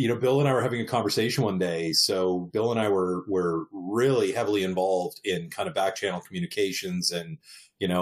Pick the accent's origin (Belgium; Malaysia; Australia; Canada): Canada; moved away as an adult; also born or lived in Eastern Canada; now in Southern California, United States; I'm from Canada originally.